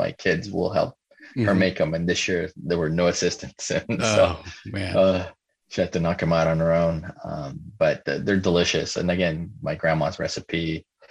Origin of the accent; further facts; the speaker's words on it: Mexico; moved away; I grew up in Mexico.